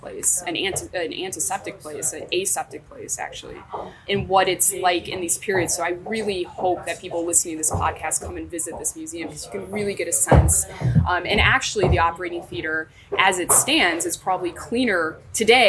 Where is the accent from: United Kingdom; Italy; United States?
United States; as an American